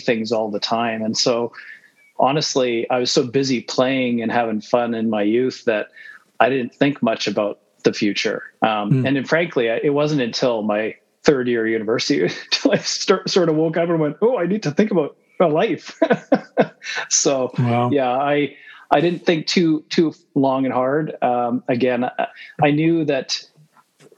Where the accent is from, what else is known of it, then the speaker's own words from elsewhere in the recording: Manitoba, Canada; moved away as an adult; also born or lived in United States / Winnipeg; now in Calgary, Canada; we moved to Canada when I was six.